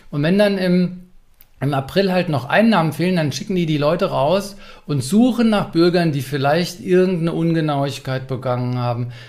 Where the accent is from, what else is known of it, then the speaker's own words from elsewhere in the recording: Berlin, Germany; Hat Frankfurt mich als Berliner ausreichend informiert?